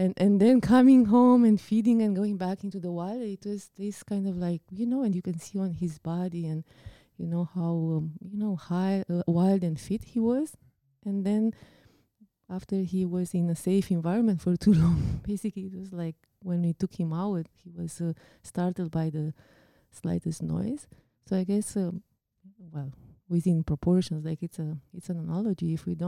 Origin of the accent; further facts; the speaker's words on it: Romania; English is a second language; now in Canada; it reminds me of when we came from Romania, we brought a cat with us, right?